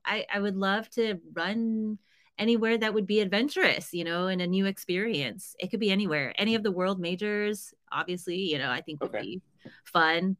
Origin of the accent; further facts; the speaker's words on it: United States; I struggled a lot as an Asian American